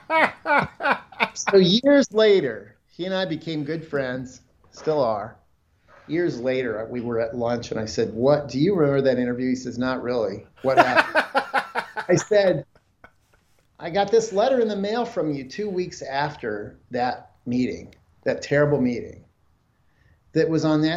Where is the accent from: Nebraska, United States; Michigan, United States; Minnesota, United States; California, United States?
Nebraska, United States; I'm a guy from Nebraska.